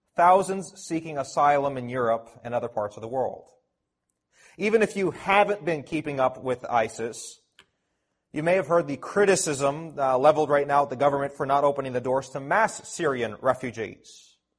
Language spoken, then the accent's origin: English; Toronto, Ontario, Canada; I'm a local Canadian, born and raised in Toronto